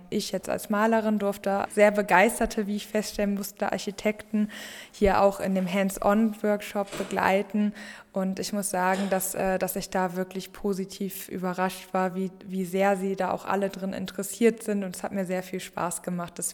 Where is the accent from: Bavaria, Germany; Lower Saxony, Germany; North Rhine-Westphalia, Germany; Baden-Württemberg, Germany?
North Rhine-Westphalia, Germany; Wuppertal; ich komme aus Wuppertal, also aus Deutschland.